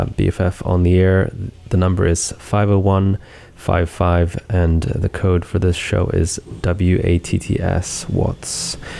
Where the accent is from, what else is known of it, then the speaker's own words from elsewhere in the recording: Sweden; moved away; also born or lived in San Francisco; three tracks from my homeland there, Swedish.